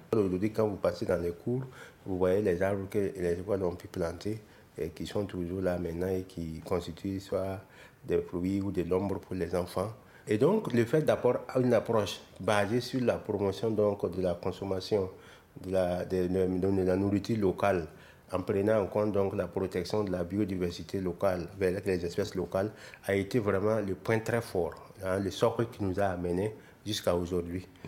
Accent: Burkina Faso

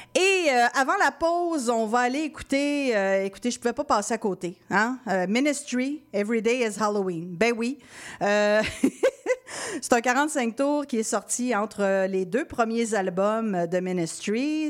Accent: Quebec City, Quebec, Canada; je suis originaire de Québec

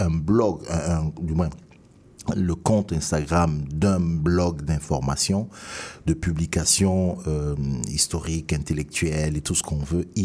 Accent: Guadeloupe, France; française, oui, mais je suis de la Guadeloupe.

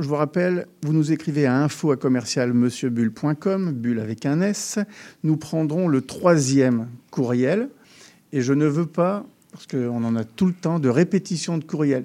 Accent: France; lorsqu'on est français

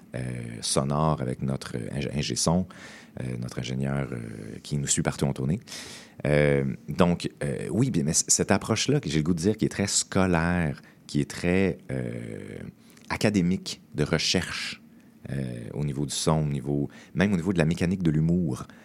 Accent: Montreal, Quebec, Canada; moi je viens de Montréal

